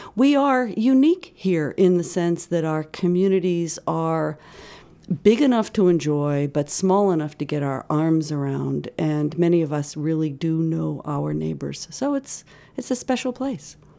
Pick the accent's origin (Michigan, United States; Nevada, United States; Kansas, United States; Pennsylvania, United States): Pennsylvania, United States; Pittsburgh; also born or lived in Maine / New Hampshire; now in Winthrop, Maine, United States; I, uh, was raised outside of Pittsburgh and, uh, certainly summered in Maine